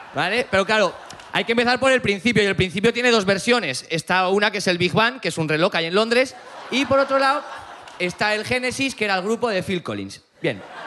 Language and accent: Spanish; Aragon, Spain; vengo de Aragón